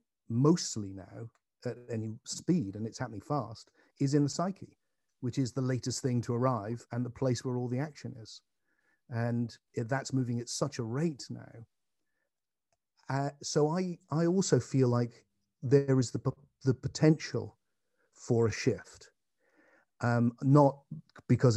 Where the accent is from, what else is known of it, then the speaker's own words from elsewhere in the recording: England, United Kingdom; I'm an Englishman.